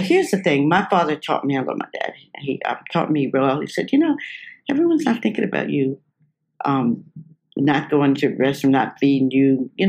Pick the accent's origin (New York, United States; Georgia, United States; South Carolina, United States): South Carolina, United States; like we're from South Carolina, trying to make it in the business.